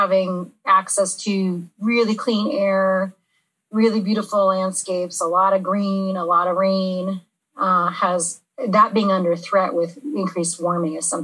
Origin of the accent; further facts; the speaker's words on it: Santa Monica, California, United States; Santa Monica, California.